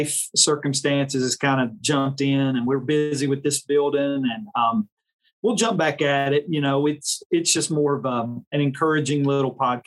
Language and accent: English; Mocksville, North Carolina, United States; moved away as an adult; also born or lived in West Virginia; now in Simpsonville, United States; Came in the spring of 2016 from Trinity Baptist Church in Mocksville, North Carolina, where I grew up in North Carolina. I was born in West Virginia.